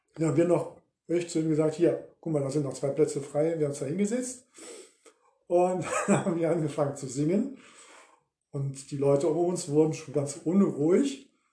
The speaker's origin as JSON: {"language": "German", "area": "Ruhr area", "region": "North Rhine-Westphalia", "country": "Germany", "said": "wir kommen aus dem Ruhrgebiet"}